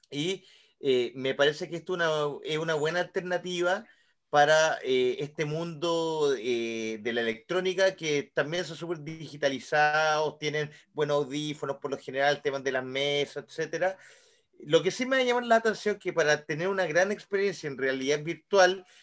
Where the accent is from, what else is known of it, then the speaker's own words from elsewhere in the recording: La Unión, Los Ríos, Chile; Yo soy de la Unión, perro, yo soy de la Unión.